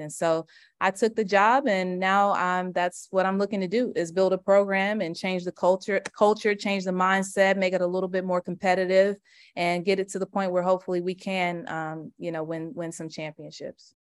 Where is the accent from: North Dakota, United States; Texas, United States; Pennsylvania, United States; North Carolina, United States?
North Carolina, United States; Charlotte; moved away as an adult; now in Atlanta, United States; I'm from Charlotte